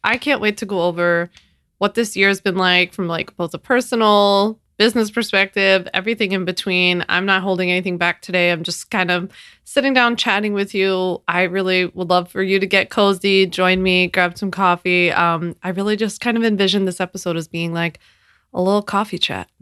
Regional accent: Philadelphia, Pennsylvania, United States; moved away as an adult; now in New York, United States; I was born and raised in Philadelphia, and I've never lived outside of Philly

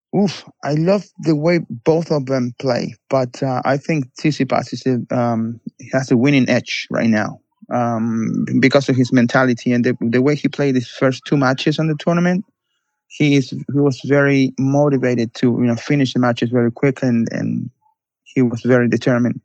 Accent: Buenos Aires, Argentina; moved away as an adult; also born or lived in New York; now in Barcelona, Spain; I'm from Buenos Aires, Argentina. I worked in Buenos Aires for nine years, and then I moved to New York.

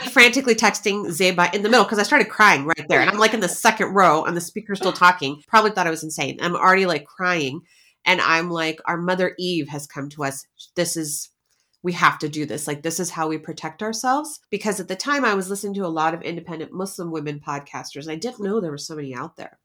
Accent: United States; we're American

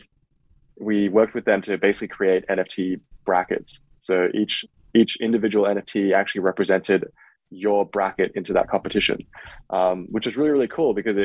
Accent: Australia; now in United States; I'm Australian

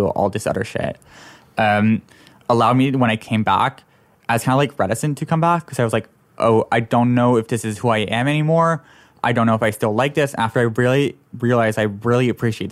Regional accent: Toronto, Ontario, Canada; moved away; I'm originally from Toronto

